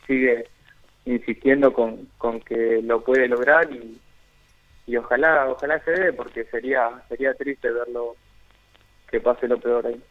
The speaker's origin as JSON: {"language": "Spanish", "country": "Argentina", "moved": "yes", "said": "siendo siendo argentino"}